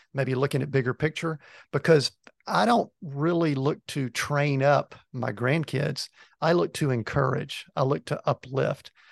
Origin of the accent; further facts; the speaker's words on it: a little town just outside of Atlanta, Georgia, United States; I'm originally from Georgia, grew up in a little town just outside of Atlanta.